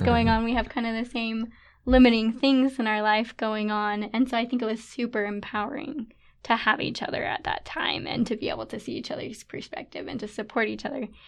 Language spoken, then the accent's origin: English; St. George, Utah, United States; moved away as an adult; now in Pleasant Grove, United States; I'm from Saint George, Utah, but now living in Pleasant Grove with my husband, Nathan